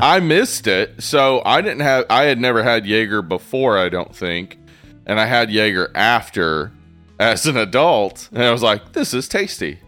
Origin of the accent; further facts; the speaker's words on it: East Tennessee, United States; growing up in East Tennessee